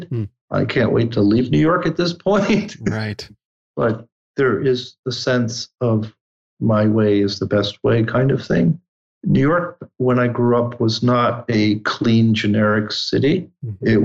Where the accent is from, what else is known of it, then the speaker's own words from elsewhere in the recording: Italy; English is a second language; now in United States; I grew up in the Alps in Italy